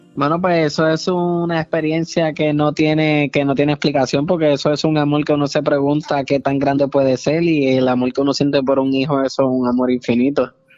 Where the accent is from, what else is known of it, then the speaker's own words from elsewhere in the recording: Puerto Rico; yo soy puertorriqueño